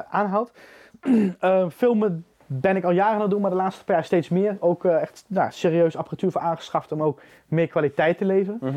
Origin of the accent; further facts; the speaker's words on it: Arnhem, Gelderland, Netherlands; now in Drenthe, Netherlands; Ik, ik, ik kom uit Arnhem